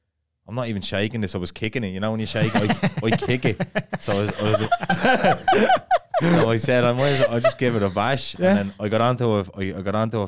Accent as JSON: {"language": "English", "town": "Dublin", "region": "Leinster", "country": "Ireland", "accent": "Dublin", "moved": "as an adult", "lives_now": "Liverpool, United Kingdom", "said": "I'm from Dublin"}